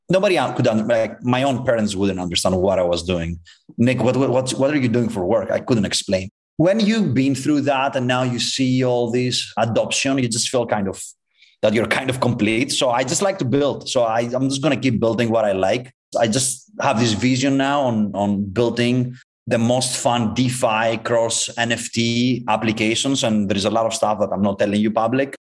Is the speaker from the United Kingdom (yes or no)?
no; Greece; moved away as an adult; now in Los Angeles, United States; I'm from Greece